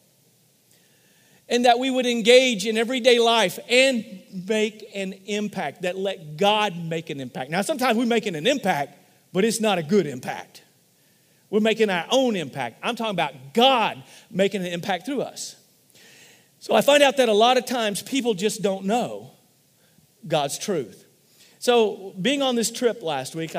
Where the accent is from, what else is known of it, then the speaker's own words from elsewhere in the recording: Missouri, United States; we're from Missouri